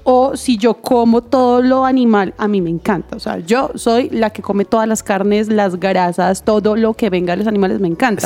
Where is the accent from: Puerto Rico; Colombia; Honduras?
Colombia; Bogotá; also born or lived in Santander; yo nací en Bogotá, pero toda mi familia es santanderiana